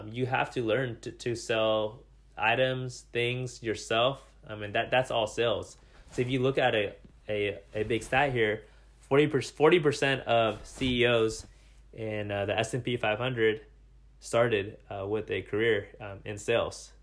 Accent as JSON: {"language": "English", "town": "Salem", "country": "United States", "tie": "born or raised there", "moved": "as an adult", "lives_now": "Seattle, United States", "said": "move myself out of my hometown into a new city"}